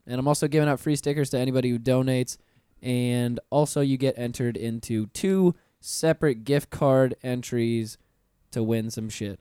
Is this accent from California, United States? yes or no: no; Pensacola, Florida, United States; I grew up in Pensacola, which is a ten minute drive away from Alabama, state lines.